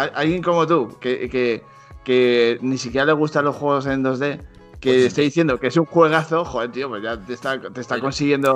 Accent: Zaragoza, Aragon, Spain; yo tengo un, pique con Mariette que los dos somos de Zaragoza

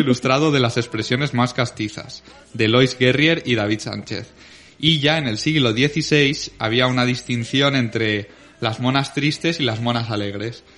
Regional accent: Venta del Moro, Valencian Community, Spain

